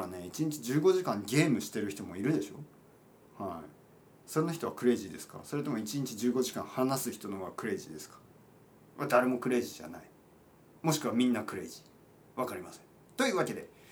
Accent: Japan; 僕みたいな日本人

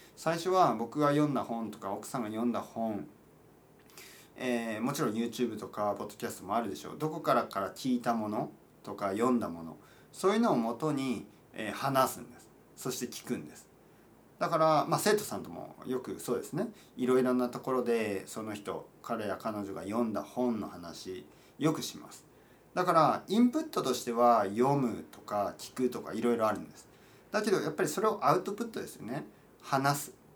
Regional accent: Japan; 僕みたいな日本人

